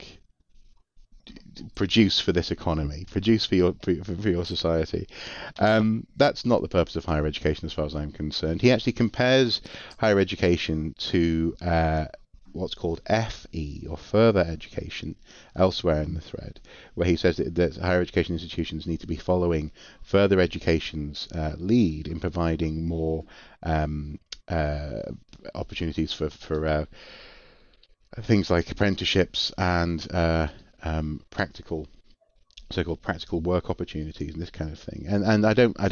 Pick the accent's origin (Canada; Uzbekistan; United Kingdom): United Kingdom; North Wales; also born or lived in Durham; I'm from North Wales.